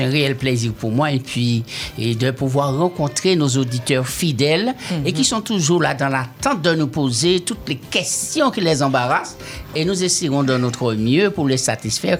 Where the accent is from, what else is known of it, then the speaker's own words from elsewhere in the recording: Martinique; je suis des Martiniquais